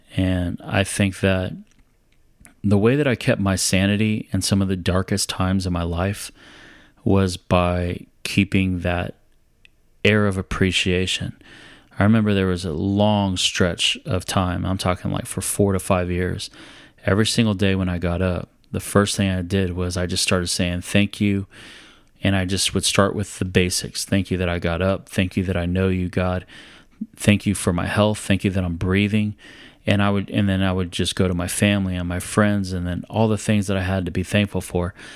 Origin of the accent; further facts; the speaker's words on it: San Antonio, Texas, United States; I was from San Antonio